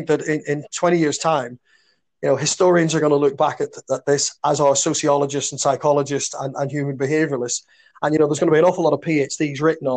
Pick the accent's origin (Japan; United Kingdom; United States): United Kingdom; Belfast, Northern Ireland; growing up in Belfast in the 60s and 70s